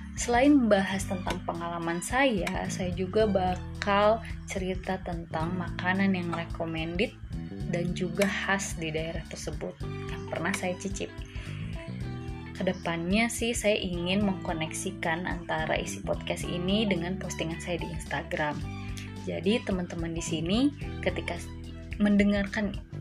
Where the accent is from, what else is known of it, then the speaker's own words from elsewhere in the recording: Bandung, West Java, Indonesia; moved away as an adult; now in Ambon, Indonesia; saya asli Bandung Dan sekarang saya sedang merantau di salah satu kota di Provinsi Maluku, yaitu Ambon